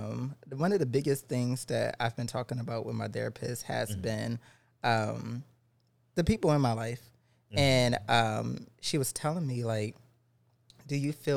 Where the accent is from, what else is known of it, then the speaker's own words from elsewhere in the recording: the South, United States; I grew up in the South.